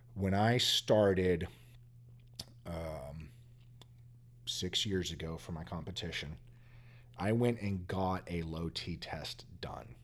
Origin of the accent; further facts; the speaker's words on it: Texas, United States; Growing up in Texas